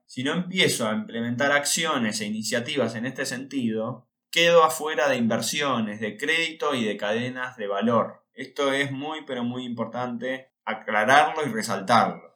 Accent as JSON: {"language": "Spanish", "country": "Argentina", "said": "Los argentinos debemos"}